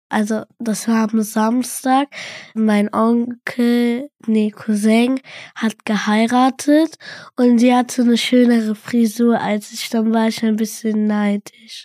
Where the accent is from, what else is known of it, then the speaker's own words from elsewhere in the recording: Cologne, North Rhine-Westphalia, Germany; ich bin in Köln geboren